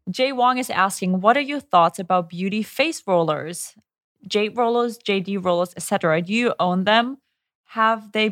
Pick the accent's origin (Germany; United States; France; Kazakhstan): Germany; English is a second language; How is it with because growing up in Germany, we really never use sunscreen.